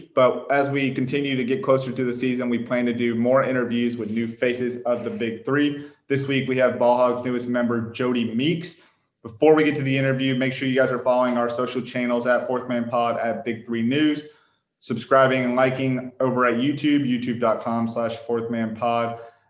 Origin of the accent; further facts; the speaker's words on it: Gwinnett County, Georgia, United States; also born or lived in Sandy Springs, Georgia; I'm kind of from that same area. I'm from like the Sandy Springs area is where I was recently at, but I was born in Gwinnett County over there